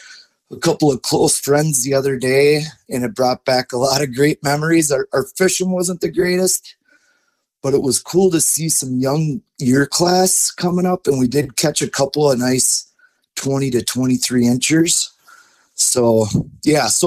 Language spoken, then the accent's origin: English; Forest Lake, Minnesota, United States; I grew up on Forest Lake, north of the Twin Cities